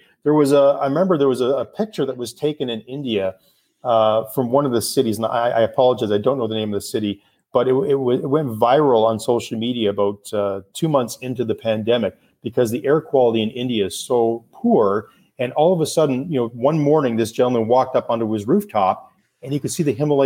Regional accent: Canada; I'm Canadian

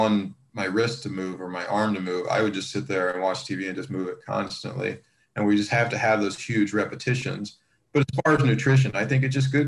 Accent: Columbus, Ohio, United States; moved away; at Ohio State University at my hometown.

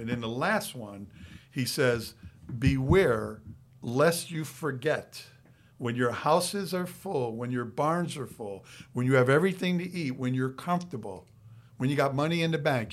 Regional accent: Waterbury, Connecticut, United States; now in Florida, United States; growing up in Waterbury, Connecticut, how half the people we know are no longer alive.

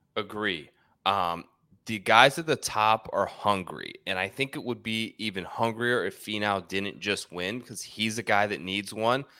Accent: West Virginia, United States; I grew up in West Virginia in a little small town

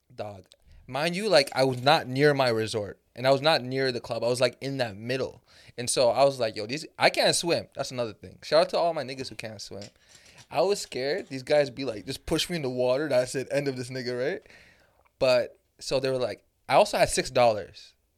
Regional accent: Canada; I'm from Canada

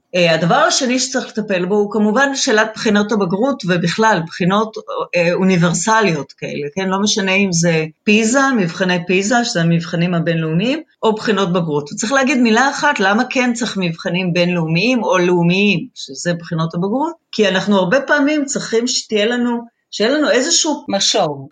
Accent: Israel; החינוך הקיבוצי, שגם אני גדלתי בו

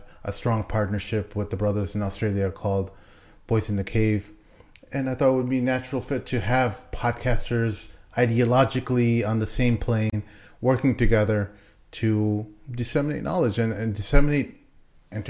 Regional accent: United States; as an American

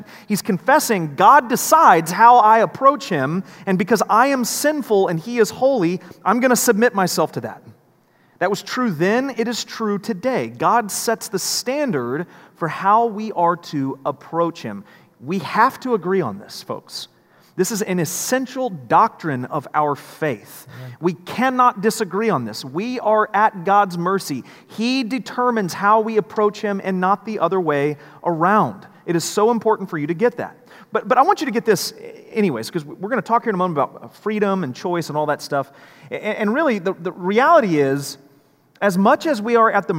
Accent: United States; We as Americans

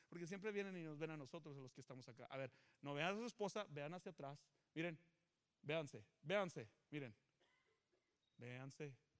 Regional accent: Mexico; now in United States

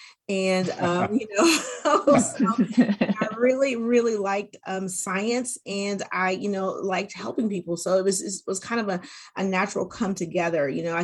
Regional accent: California, United States; born there; also born or lived in Korea / New Mexico, United States / Germany; I was born in Southern California, and then after that we moved to Korea, and then after we lived in Korea we moved to New Mexico, where my little sister was born, and then we moved to Germany

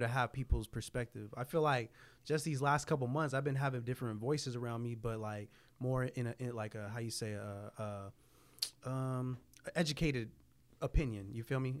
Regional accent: San Jose, California, United States; I was from San Jose

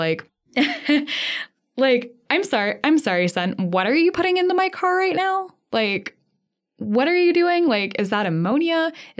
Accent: Midwest, United States; And because we're from the Midwest, very sorry.

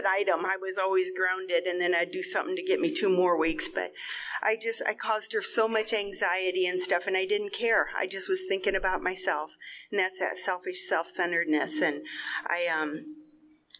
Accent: Ohio, United States; moved away; I grew up back in Ohio

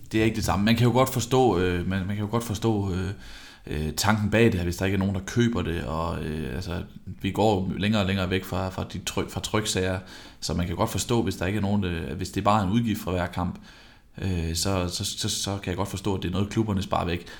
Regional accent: Vejle, Southern Denmark, Denmark; Jeg er fra Vejle

